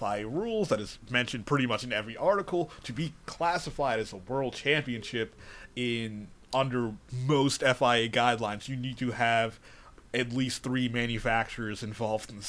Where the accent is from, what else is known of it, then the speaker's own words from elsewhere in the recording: United States; We're American